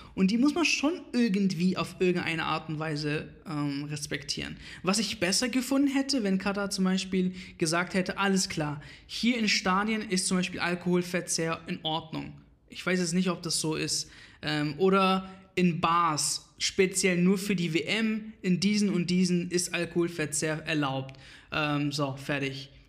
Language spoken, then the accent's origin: German; Iraq; now in Germany; ich komme quasi aus dem Irak